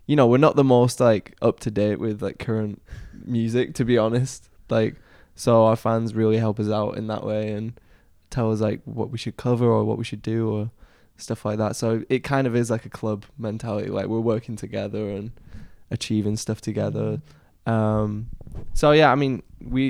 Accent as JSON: {"language": "English", "town": "Manchester", "region": "North West England", "country": "United Kingdom", "said": "we're obviously from Northern England"}